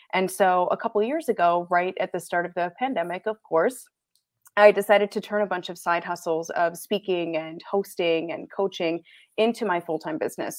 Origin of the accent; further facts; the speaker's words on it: Michigan, United States; moved away as an adult; also born or lived in Canada / Grand Rapids, Michigan; I'm born and raised Michigan. I live in Grand Rapids, Michigan currently